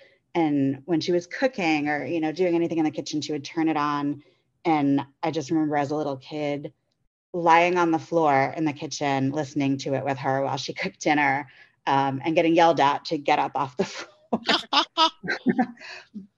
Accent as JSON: {"language": "English", "town": "Staten Island", "region": "New York", "country": "United States", "tie": "born or raised there", "lives_now": "Chicago, United States", "said": "I'm originally from the East Coast, not far from … land. I grew up on Staten Island, and now I live in Chicago."}